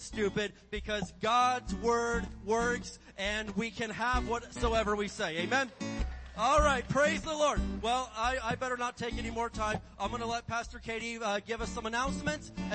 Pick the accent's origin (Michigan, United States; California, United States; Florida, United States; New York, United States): California, United States; Barstow; I am from the best place in California, Barstow